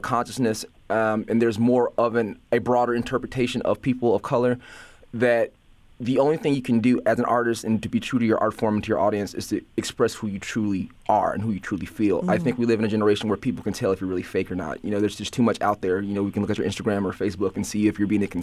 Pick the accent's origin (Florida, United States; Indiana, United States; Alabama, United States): Indiana, United States; Gary; now in Chicago, United States; I moved to Chicago. I'm from Gary, Indiana originally